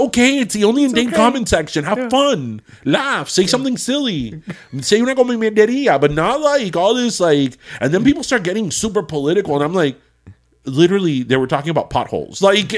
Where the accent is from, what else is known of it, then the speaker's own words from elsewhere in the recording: Miami, Florida, United States; And I was born and raised in Miami.